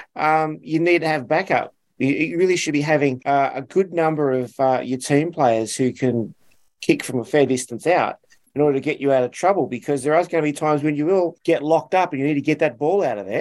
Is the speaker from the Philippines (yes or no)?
no; Australia; I'm Aussie through and through.